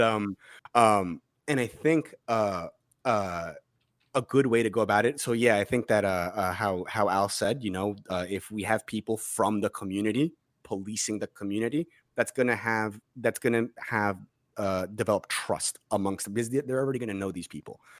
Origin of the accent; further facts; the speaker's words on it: Massapequa, New York, United States; where I grew up in Massapequa